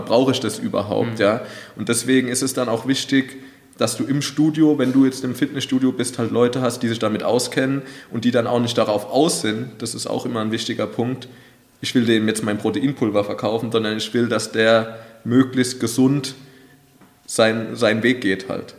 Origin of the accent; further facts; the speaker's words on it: Wald-Michelbach, Hesse, Germany; ich komme ja auch aus Waldmischelbach